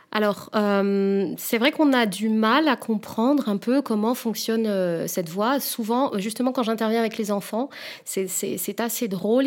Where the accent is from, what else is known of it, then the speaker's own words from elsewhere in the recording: Réunion; moved away; je viens de l'île de la Réunion, où en fait, euh, justement, les clichés étaient assez présents